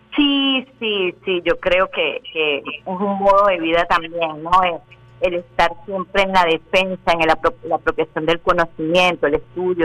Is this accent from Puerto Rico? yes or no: no; Caracas, Miranda, Venezuela; nací en el Cafetal, mi padre es armenio